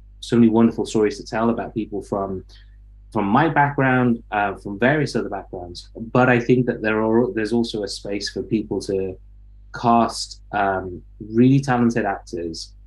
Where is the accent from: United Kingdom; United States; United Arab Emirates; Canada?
United Kingdom; Leicester, East Midlands; moved away; also born or lived in London; I grew up in Leicester